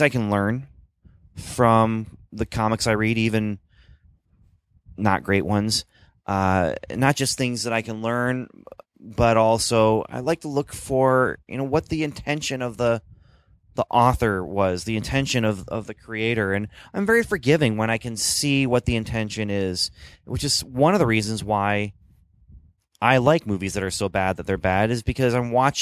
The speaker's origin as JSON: {"language": "English", "country": "Canada", "tie": "born or raised there", "moved": "yes", "said": "I grew up in Canada"}